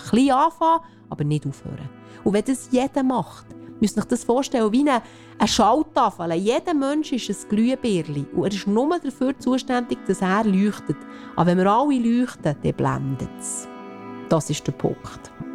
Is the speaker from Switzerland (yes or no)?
yes; Switzerland; wir als Schweizer